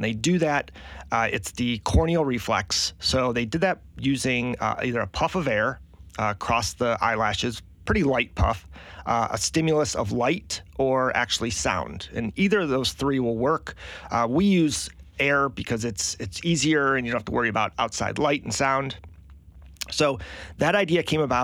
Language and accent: English; Michigan, United States; moved away as an adult; also born or lived in Green Bay, Wisconsin; now in Charleston, United States; I grew up in Michigan, went to college in Green Bay, Wisconsin.